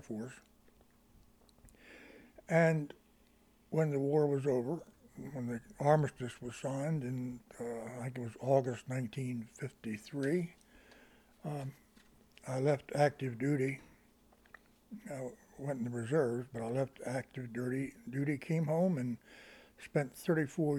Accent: Church Hill, Maryland, United States; I grew up in Churchill, a little village about 7 miles south of here

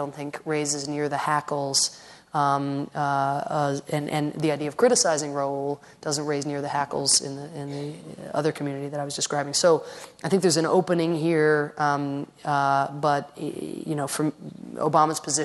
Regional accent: Ireland; moved away; I come from Ireland originally

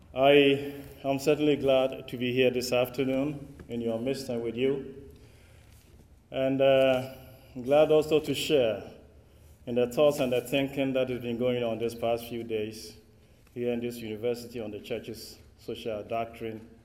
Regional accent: Ghana; accent: West African English; if I speak with an accent which is not quite American or British or Australian, you know where it's coming from.

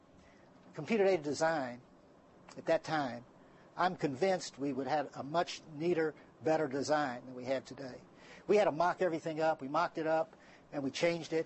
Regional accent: San Antonio, Texas, United States; moved away; my hometown is San Antonio, Texas.

